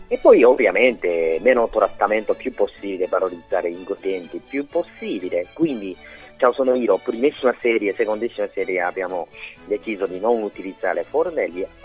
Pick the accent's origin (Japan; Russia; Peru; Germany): Japan; Italian is a second language; now in Italy; oppure il mio paese, la cucina giapponese, e portiamo in Italia.